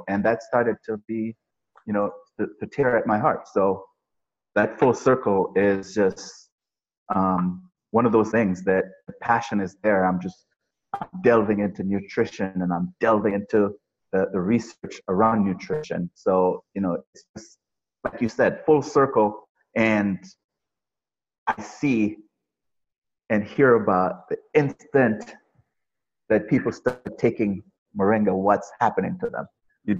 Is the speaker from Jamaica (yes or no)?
yes; Jamaica; I grew up in the country. We had basically nothing. And where did you grow up? In the country of Jamaica. Okay. In the countryside of Jamaica. So no running water, no electricity, no TVs, nothing like that.